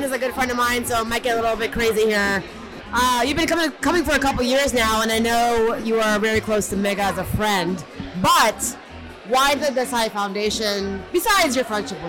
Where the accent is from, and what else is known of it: Texas, United States; moved away